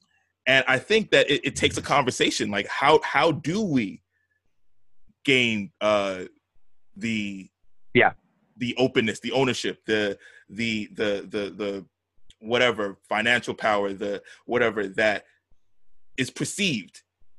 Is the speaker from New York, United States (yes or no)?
yes; New York City, New York, United States; also born or lived in the South; as a young black dude growing up in Brooklyn